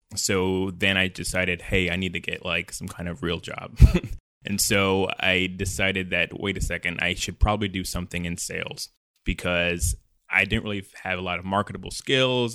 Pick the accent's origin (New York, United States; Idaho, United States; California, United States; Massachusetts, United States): New York, United States; Mount Vernon; also born or lived in North Carolina; now in San Francisco, United States; I was born in Money Earned in Mount Vernon in Westchester County, New York